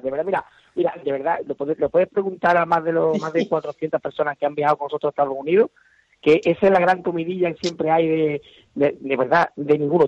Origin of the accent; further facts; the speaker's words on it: Huelva, Andalusia, Spain; somos del sur, yo soy de Huelva